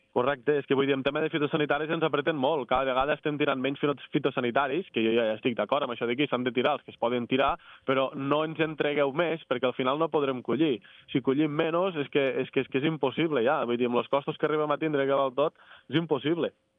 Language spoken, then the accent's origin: Catalan; Bellcaire d'Urgell, Catalonia, Spain; De Lleida, de Bellcaire d'Urgell